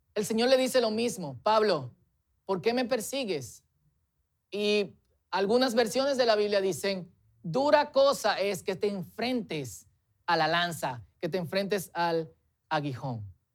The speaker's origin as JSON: {"language": "Spanish", "country": "Dominican Republic", "said": "Es nuestra tendencia, especialmente como dominicanos, mientras crecemos, formalizarnos y tradicionalizarnos"}